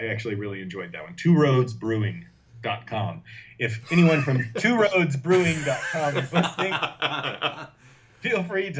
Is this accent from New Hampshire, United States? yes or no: yes; New Hampshire, United States; I'm repping my home state.